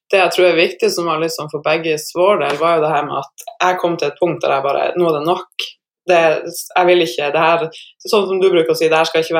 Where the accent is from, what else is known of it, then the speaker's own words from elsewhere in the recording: Northern Norway, Norway; ja, jeg er en nordlending som eh, tidligere levde av å spille basket.